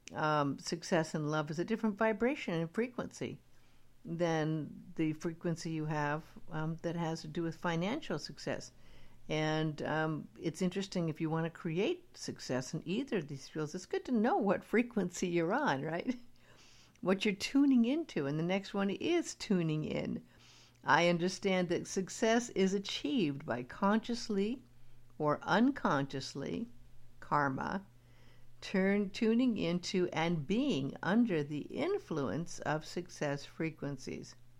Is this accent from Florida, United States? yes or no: no; Beverly Hills, California, United States; I grew up in Beverly Hills